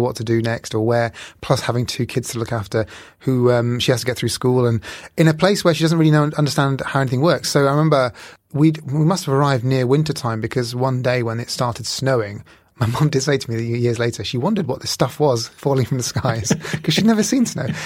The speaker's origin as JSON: {"language": "English", "region": "Bihar", "country": "India", "tie": "born or raised there", "said": "I was born in India, Northeast India, in a state called Bihar"}